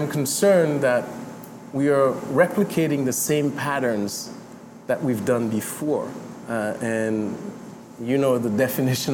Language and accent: English; Montreal, Quebec, Canada; I grew up in Saint-Michel myself